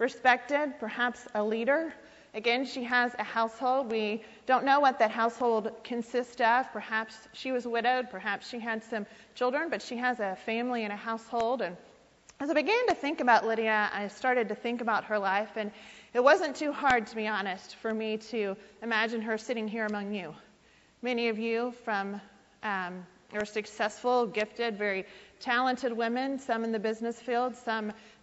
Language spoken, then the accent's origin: English; South Carolina, United States; moved away as an adult; now in Fort Worth, United States; I am actually from South Carolina